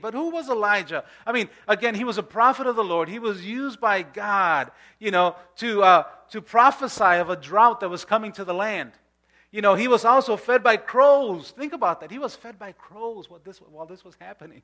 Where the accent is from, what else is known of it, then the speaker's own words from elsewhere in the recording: Chicago, Illinois, United States; I grew up in Pilsen